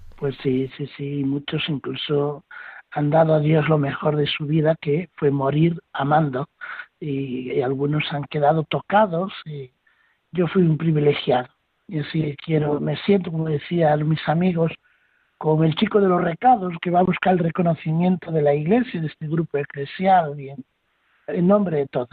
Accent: Spain

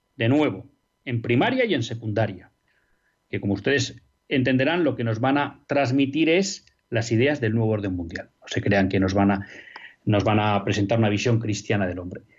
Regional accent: Spain; no vamos a tener garantizado como españoles que nuestros hijos puedan estudiar en español

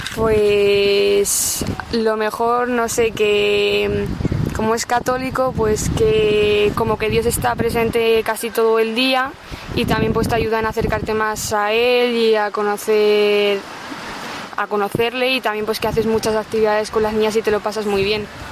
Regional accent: Madrid, Community of Madrid, Spain; vengo de Madrid

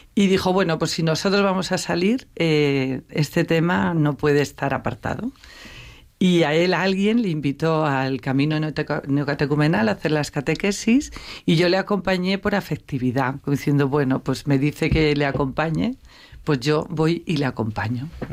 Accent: Navarre, Spain; moved away as an adult; also born or lived in Madrid; yo sí que procedo de una familia de fe, navarra

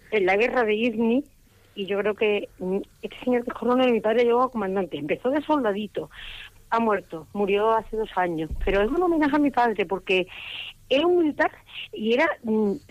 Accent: Melilla, Spain; born there; Mi padre, yo nací en Melilla.

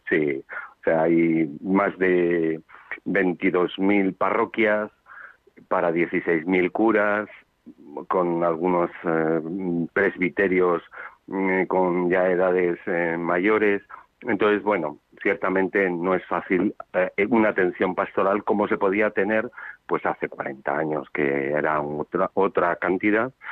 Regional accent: Zamora, Castile and León, Spain; now in Madrid, Spain; no renuncio de mis orígenes zamoranos que siempre son de Castilla la Vieja

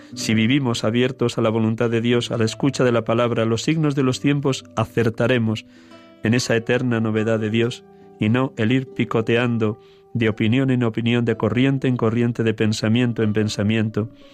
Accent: Segovia, Castile and León, Spain; desde Segovia, mi tierra querida

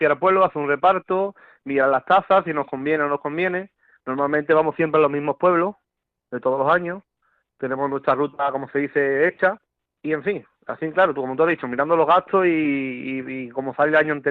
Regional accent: San Juan del Puerto, Andalusia, Spain; empezamos aquí en mi pueblo, que es la semana que viene, aquí en San Juan del Puerto

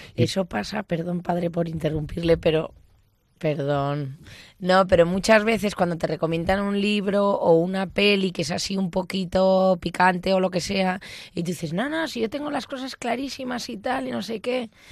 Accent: Basque Country, Spain; yo soy, soy vasca

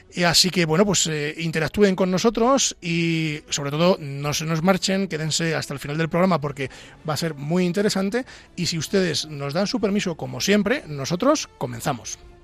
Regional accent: Castile and León, Spain; yo soy de Ávila

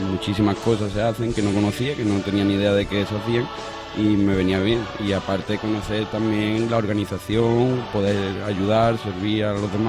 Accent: Seville, Andalusia, Spain; soy de Sevilla y tengo 25 años.

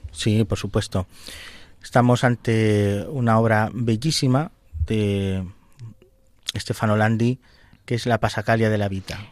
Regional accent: Valdepeñas, Castilla-La Mancha, Spain; tengo parte de mi corazón en mi pueblo, en Valdepeñas

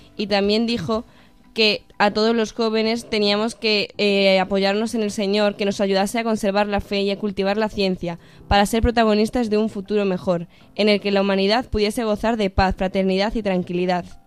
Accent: Badajoz, Extremadura, Spain; now in Cáceres, Spain; yo vengo de Badajoz

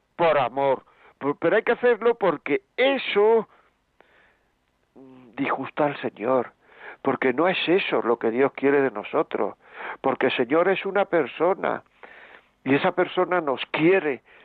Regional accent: Granada, Andalusia, Spain; yo soy de Granada

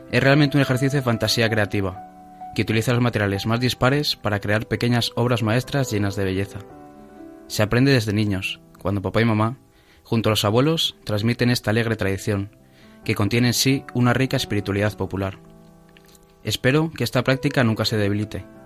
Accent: Hoyo de Manzanares, Community of Madrid, Spain; mi pueblo, de Hoyo Manzanares.

